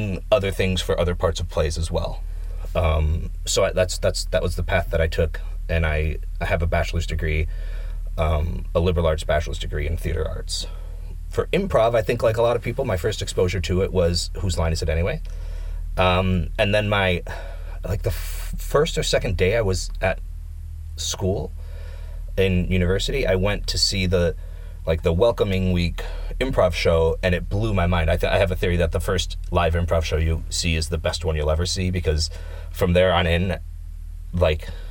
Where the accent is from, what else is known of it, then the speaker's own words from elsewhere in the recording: Michigan, United States; moved away as an adult; now in Finland; I'm from Michigan, which is in the Midwest